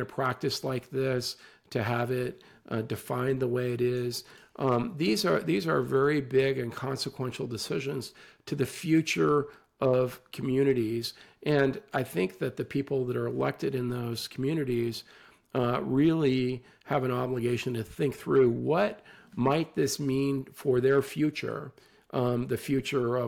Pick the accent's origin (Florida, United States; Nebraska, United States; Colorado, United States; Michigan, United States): Colorado, United States; Western; where I grew up in Western Colorado